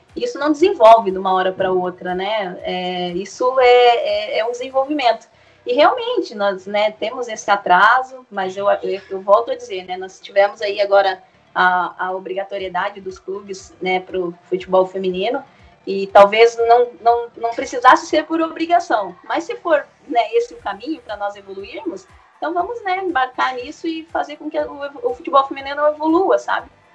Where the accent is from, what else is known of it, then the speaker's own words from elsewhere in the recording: Curitiba, Paraná, Brazil; Eu sou de Curitiba, sou de Curitiba